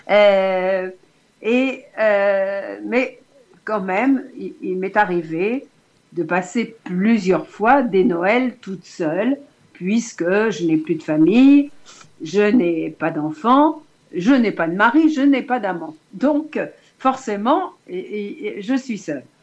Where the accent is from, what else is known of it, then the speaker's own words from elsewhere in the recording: Lyon, Auvergne-Rhône-Alpes, France; born there; car je suis née à Lyon